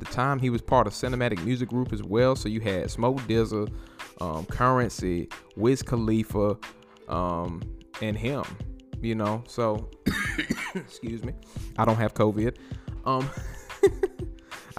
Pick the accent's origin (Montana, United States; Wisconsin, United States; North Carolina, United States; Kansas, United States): North Carolina, United States; I am from North Carolina.